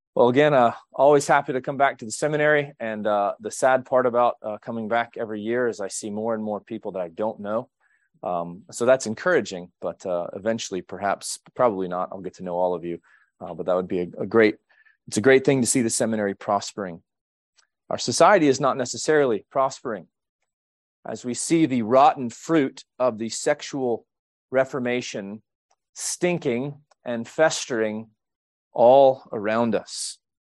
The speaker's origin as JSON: {"language": "English", "region": "Quebec", "country": "Canada", "tie": "born or raised there", "moved": "yes", "said": "I was born in Quebec, Canada."}